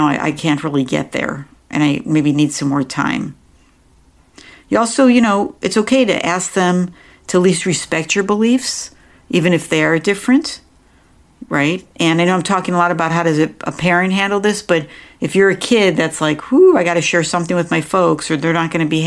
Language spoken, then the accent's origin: English; New York, United States; moved away; I grew up back in New York